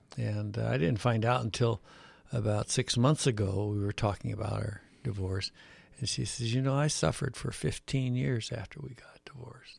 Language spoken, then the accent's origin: English; Chicago, Illinois, United States; I was born in Chicago, Illinois, in, uh, the Pullman area.